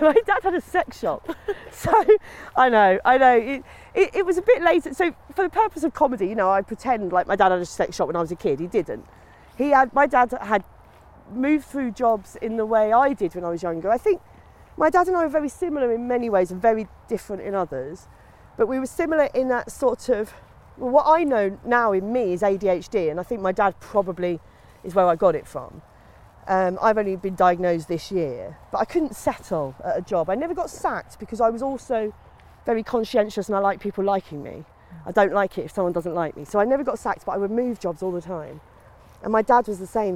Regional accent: Maidstone, South East England, United Kingdom; also born or lived in Sidcup; now in Sussex, United Kingdom; grew up in Maidstone. I was born in Sidcup, grew up in Maidstone

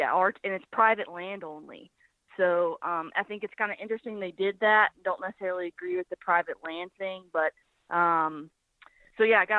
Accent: Birmingham, Alabama, United States; now in Nashville, United States; I'm from Birmingham, Alabama, but I live in Nashville, Tennessee.

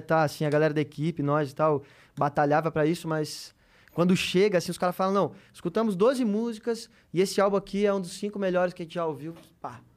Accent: Novo Hamburgo, Rio Grande do Sul, Brazil; also born or lived in Porto Alegre; Eu sou do Rio Grande do Sul, né? Eu, eu, nasci em Porto Alegre e morei em Novo Hamburgo, uma cidade vizinha, assim. E aí cresci muito no meio da música

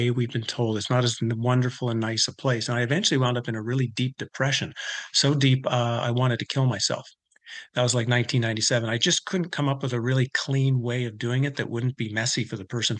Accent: Canada; I grew up in Canada

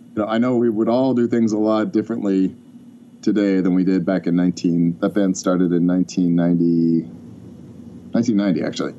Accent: Bloomington, Indiana, United States; moved away as an adult; also born or lived in Vermont; I was in Bloomington from about um, from when I was five until I was about um, just after college

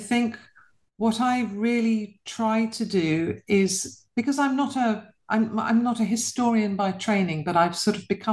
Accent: London, United Kingdom; I was born and bred in London to a British mother and a Polish father

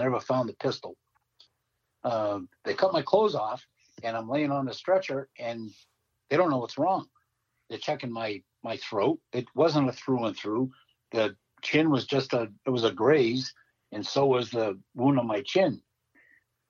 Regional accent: Massachusetts, United States; I always said, Massachusetts

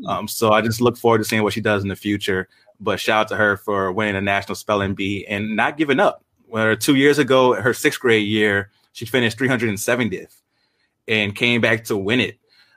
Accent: Monroe, Louisiana, United States; I grew up in Monroe, Louisiana

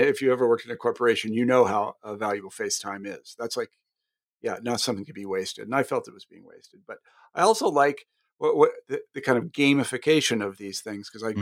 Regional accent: Wichita, Kansas, United States; moved away; I'm actually from Wichita

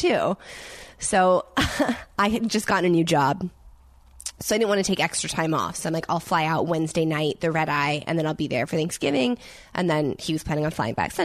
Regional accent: Colorado, United States; moved away; I'm from Colorado originally

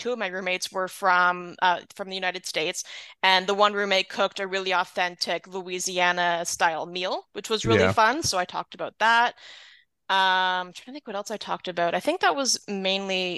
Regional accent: Southern Ontario, Canada; I'm from Southern Ontario

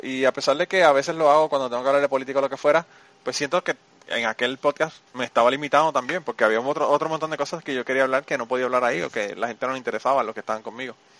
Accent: Puerto Rico; now in United States; yo vengo de Puerto Rico

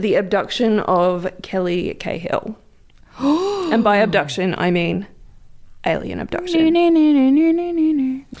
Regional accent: Victoria, Australia

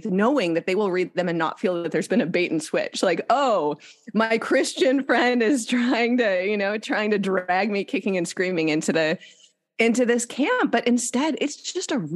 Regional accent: Lansing, Michigan, United States; born or raised there

